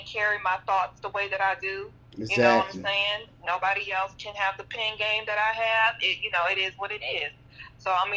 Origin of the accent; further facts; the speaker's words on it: Dallas, Texas, United States; I am from Dallas, Oak Cliff, Texas, born and raised.